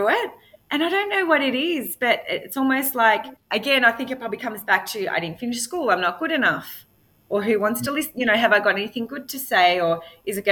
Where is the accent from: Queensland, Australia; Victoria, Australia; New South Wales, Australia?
Victoria, Australia; Frankston; I lived in Frankston and I'm from Housing Commission